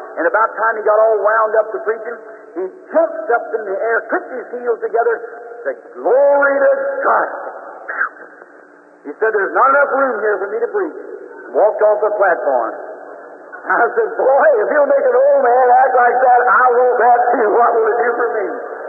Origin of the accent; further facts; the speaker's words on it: the South, United States; I'm a Southerner, too.